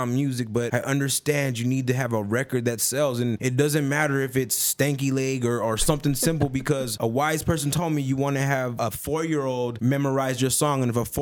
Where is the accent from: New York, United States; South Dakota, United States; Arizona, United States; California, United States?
Arizona, United States; Tucson